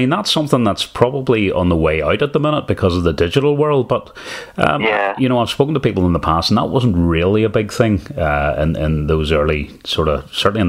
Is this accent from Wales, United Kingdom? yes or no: no; Lisburn, Northern Ireland, United Kingdom; when I grew up in Lisburn, I was probably part of some carol singing groups, and we would have went out round doors.